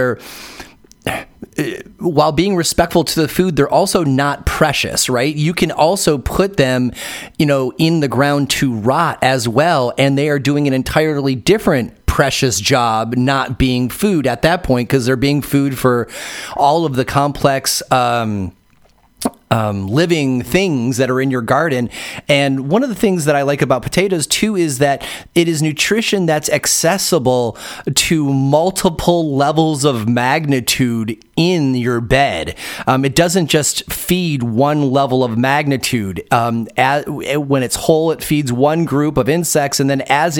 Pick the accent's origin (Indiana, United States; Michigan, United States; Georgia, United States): Michigan, United States; Detroit; I grew up in Detroit